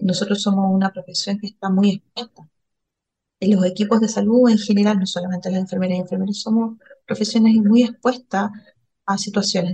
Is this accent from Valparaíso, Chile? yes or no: yes; Valparaíso, Chile; vengo de la región de Valparaíso